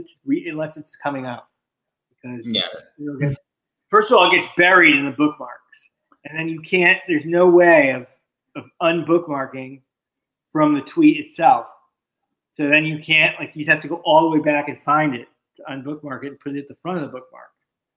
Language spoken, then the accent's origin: English; Miami, Florida, United States; I grew up in Miami, going to the Orange Bowl and all those fans and everything.